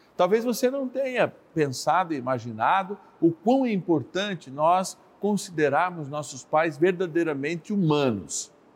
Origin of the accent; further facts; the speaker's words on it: São Paulo, Brazil; A capital de São Paulo, minha cidade natal